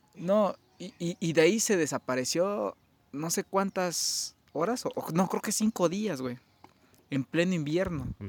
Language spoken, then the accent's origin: Spanish; Mexico; somos mexicanos